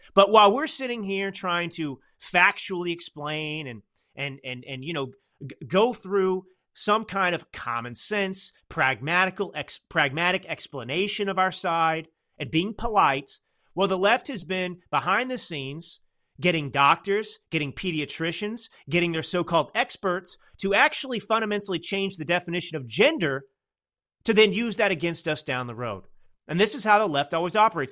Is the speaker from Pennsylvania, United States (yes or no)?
no; California, United States; as a Californian